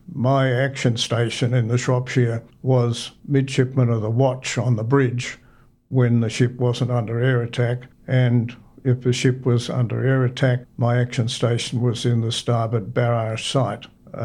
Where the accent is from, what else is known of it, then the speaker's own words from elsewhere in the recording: Sydney, New South Wales, Australia; also born or lived in Orange / Corowa; I was born in Orange, in 105 Bing Street. I spent 6 weeks there in a pram in the snow, and then the family moved to Punchbowl in Sydney.